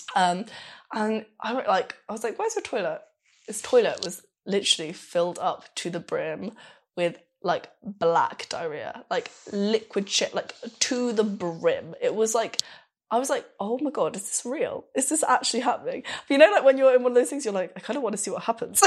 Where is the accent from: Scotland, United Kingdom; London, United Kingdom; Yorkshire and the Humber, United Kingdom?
London, United Kingdom; moved away as an adult; also born or lived in Glasgow; now in Berlin, Germany; I'm from London